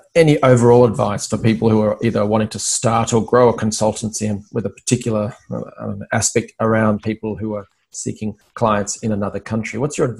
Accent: Australia

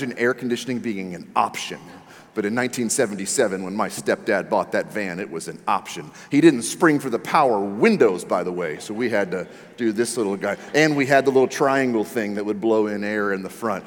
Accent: Maryland, United States; I grew up in the Maryland area, right outside of Washington, D.C.

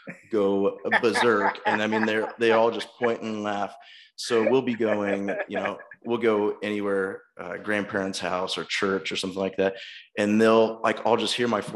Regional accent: Alexandria, Indiana, United States; moved away as an adult; also born or lived in West Lafayette, Indiana / Fort Wayne, Indiana; I am originally from Alexandria, Indiana, which is close to Anderson, a little north of Indianapolis. So I grew up there with a great family

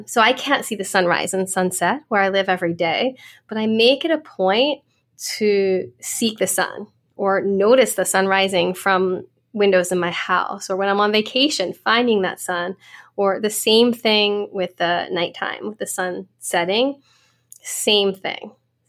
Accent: Ireland; I'm Irish. I have really light skin.

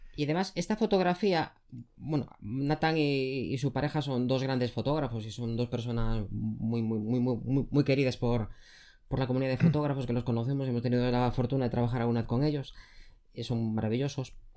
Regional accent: Galicia, Spain; yo soy gallego, en nuestra comunidad autónoma

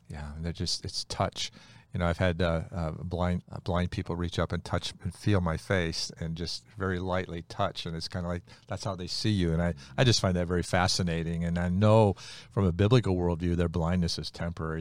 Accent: United States; I was born in America, not Bolivia

